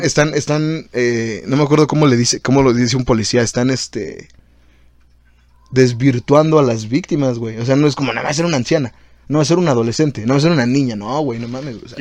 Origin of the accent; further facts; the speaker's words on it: Mexico; Siendo latinos, siendo mexas como somos